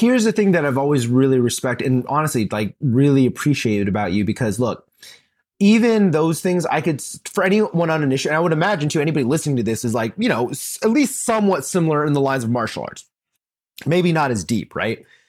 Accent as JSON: {"language": "English", "region": "Texas", "country": "United States", "tie": "born or raised there", "said": "I grew up in the South, in Texas, the good old state of Texas"}